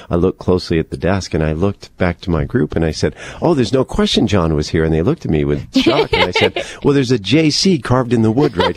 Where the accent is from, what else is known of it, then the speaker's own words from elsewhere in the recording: United States; as an American